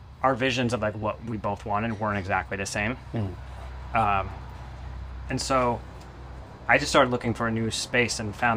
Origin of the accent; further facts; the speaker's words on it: Portland, Oregon, United States; also born or lived in South America / Western Massachusetts; now in Vermont, United States; I grew up on the West Coast